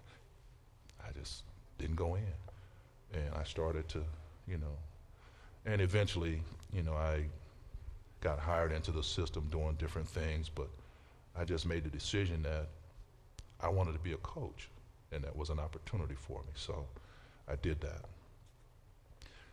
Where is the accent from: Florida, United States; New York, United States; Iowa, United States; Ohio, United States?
Ohio, United States; Canton; I came from the southwest end of Canton, the southeast end, went to Lathrop, you know. I ran these halls